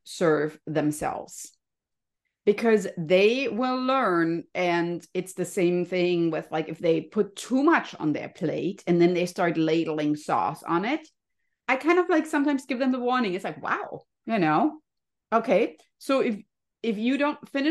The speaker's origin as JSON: {"language": "English", "country": "Germany", "tie": "born or raised there", "moved": "yes", "lives_now": "California, United States", "said": "I grew up in Germany, you can hear my cute little accent"}